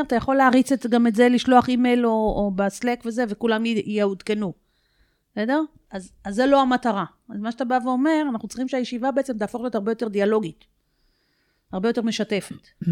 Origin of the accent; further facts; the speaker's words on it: Israel; אנחנו ישראלים